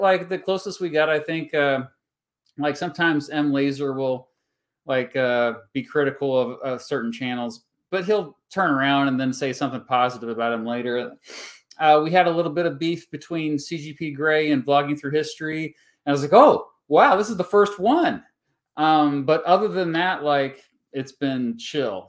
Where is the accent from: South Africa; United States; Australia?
United States; Augusta, Kansas; now in northeastern Kansas, United States; I'm from the Wichita, Kansas area. I'm from Augusta, which is just outside of, of, uh, Wichita. Now I live in northeastern Kansas